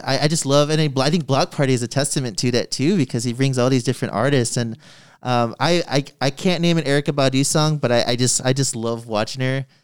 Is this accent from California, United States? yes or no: no; San Antonio, Texas, United States; also born or lived in Austin; growing up in San Antonio, like, I am a minority that lives in a city where I'm not a minority.